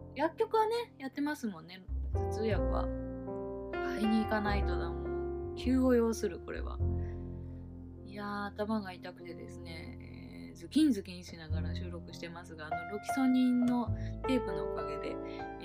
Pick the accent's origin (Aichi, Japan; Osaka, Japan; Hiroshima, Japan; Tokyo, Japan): Tokyo, Japan; Oshima; moved away; 私はですね離島出身でして伊豆大島っていうあの東京都の下の方にある島の出身なんですけれども